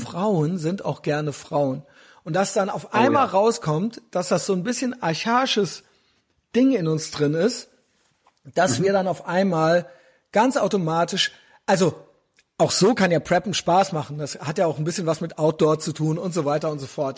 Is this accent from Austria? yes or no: no; West Germany, Germany; wir haben als Kinder in Westdeutschland